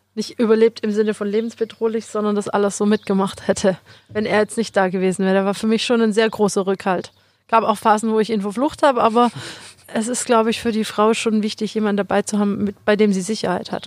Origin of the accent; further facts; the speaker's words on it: Metzingen, Baden-Württemberg, Germany; ich bin aus Metzingen